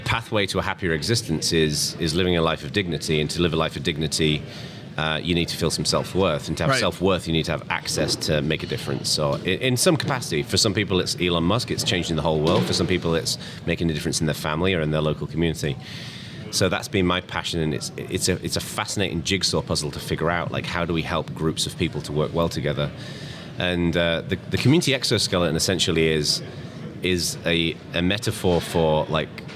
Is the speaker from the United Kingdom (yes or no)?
yes; England, United Kingdom; now in California, United States; I'm originally English, but I live in America now. I live in California, in the East Bay